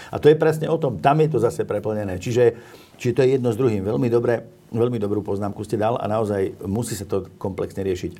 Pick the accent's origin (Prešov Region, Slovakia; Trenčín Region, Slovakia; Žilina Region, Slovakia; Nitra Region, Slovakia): Žilina Region, Slovakia; Orava; ja som, pochádzam sám z Oravy